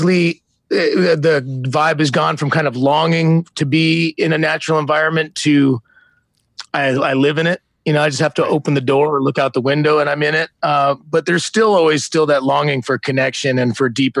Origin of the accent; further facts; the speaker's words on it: Bay Area, California, United States; moved away as an adult; growing up in the Bay Area